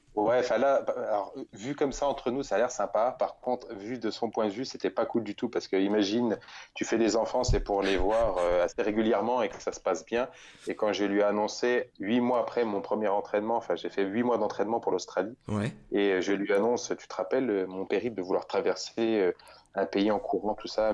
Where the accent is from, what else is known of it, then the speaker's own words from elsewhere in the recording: Bourges, Centre-Val de Loire, France; je suis né en région centre, vraiment euh, proche d'une petite ville qui s'appelle Bourges